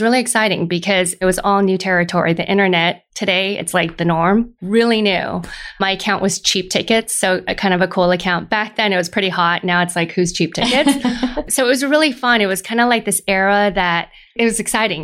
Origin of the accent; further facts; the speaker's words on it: Lafayette, California, United States; also born or lived in Moraga, California; grew up in a little town called Moraga and then moved to Lafayette very soon afterwards. Went through all the way through high school